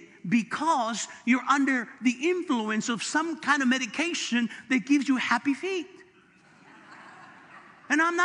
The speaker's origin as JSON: {"language": "English", "town": "Los Angeles", "region": "California", "country": "United States", "said": "I'm from East LA."}